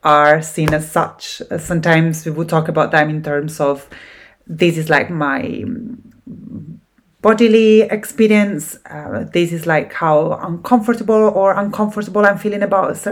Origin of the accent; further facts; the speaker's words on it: Italy; accent: Italian; English is a second language; now in Scotland, United Kingdom; I'm Italian, as my accent gives away. I live in Scotland at the moment